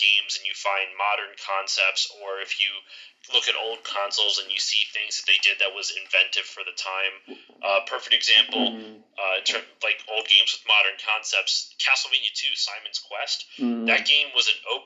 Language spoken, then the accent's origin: English; Philadelphia area, Pennsylvania, United States; I'm from the Philly area. I'm over on the East Coast near Philly.